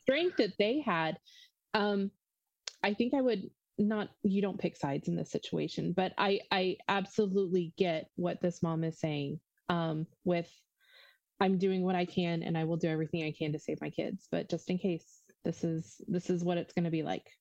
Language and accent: English; Ohio, United States; I'm from Ohio